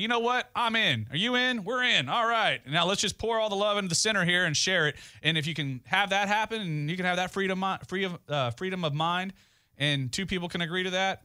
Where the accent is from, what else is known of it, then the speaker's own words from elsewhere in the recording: Goliad, Texas, United States; moved away; back home in Goliad, the De La Garza are a very well-known name in my hometown